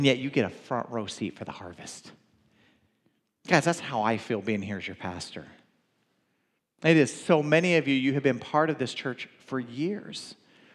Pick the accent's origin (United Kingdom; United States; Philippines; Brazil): United States; the South; I'm from the South